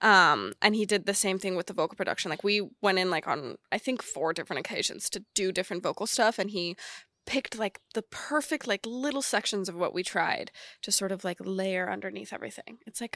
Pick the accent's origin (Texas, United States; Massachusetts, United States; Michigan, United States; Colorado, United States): Texas, United States; I'm from Texas and I do this stuff